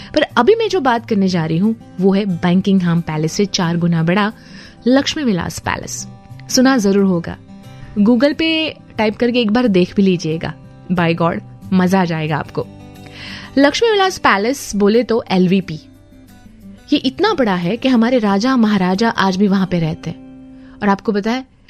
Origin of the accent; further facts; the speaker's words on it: Vadodara, Gujarat, India; मैं यहीं पे पली बड़ी हूँ